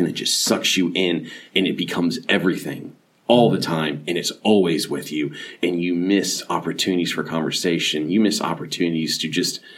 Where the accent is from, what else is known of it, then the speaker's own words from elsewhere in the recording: Clearwater, Florida, United States; moved away as an adult; now in Dunn, United States; We grew up together in Clearwater, Florida